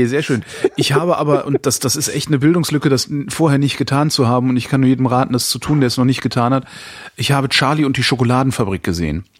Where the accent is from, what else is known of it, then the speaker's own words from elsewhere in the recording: Germany; hier bei uns in Deutschland